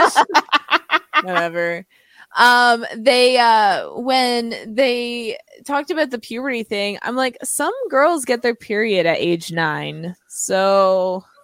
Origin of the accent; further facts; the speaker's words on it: Belleville, Ontario, Canada; I'm from Belleville, Ontario